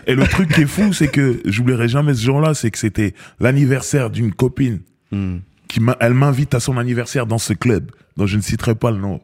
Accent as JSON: {"language": "French", "country": "Cameroon", "moved": "yes", "lives_now": "France", "said": "je suis Camerounais"}